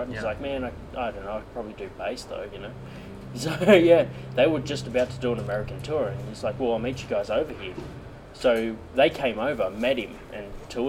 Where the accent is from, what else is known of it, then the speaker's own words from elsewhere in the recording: Australia; now in Canberra, Australia; which part of Australia you're from? It's like, Sydney.